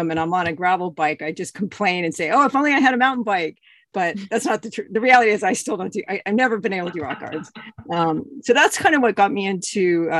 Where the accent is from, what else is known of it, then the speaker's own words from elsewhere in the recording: Bend, Oregon, United States; my hometown is Bend, Oregon.